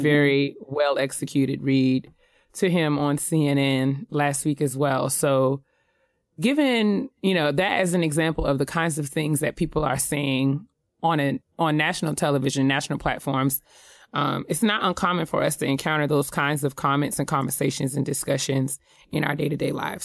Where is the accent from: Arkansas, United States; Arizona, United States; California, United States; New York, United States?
New York, United States; moved away; someone who was born and raised in New York